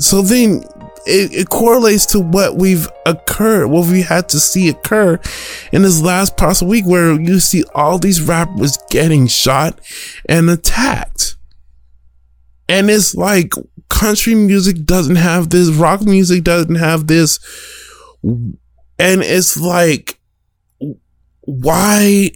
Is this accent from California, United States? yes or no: no; Denver, Colorado, United States; I'm from Den- Denver, raised in Denver.